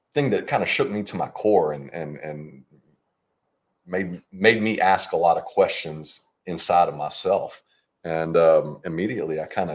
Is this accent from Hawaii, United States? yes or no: no; Mississippi, United States; I grew up in Mississippi. Obviously, my three times great-grandfather is